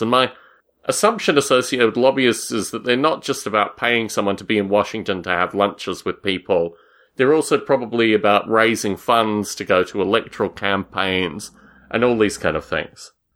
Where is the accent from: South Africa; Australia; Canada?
Australia; moved away; When I was a boy growing up in Australia